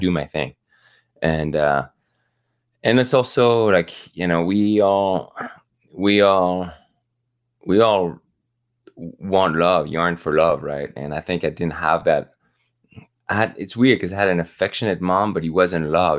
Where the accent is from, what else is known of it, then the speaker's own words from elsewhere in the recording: the Alps, France; moved away; also born or lived in Normandy, France; growing up in the Alps